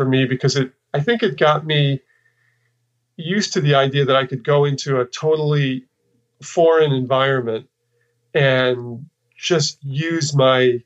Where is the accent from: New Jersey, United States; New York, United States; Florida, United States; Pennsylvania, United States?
New York, United States; moved away as an adult; also born or lived in Texas; I kind of left the place where I lived and grew up. I'm from New York, and I'd spent, you know, my formative years in New York